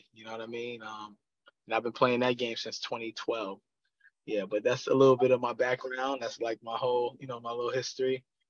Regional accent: New York City, New York, United States; also born or lived in Europe; I'm from Queens, New York.

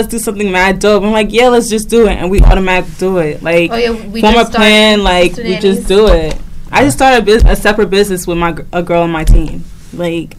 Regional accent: Newark, New Jersey, United States; we're from Newark, right? Like, I love my city. I have it. I even have 973 tatted

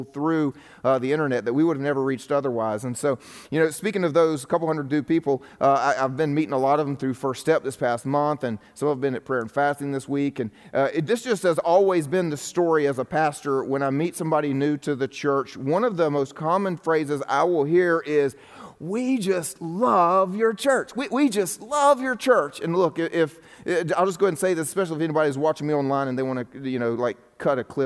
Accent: the Bible Belt, United States; I'm in the Bible Belt right now, if you're wondering. I grew up in the Bible Belt as well

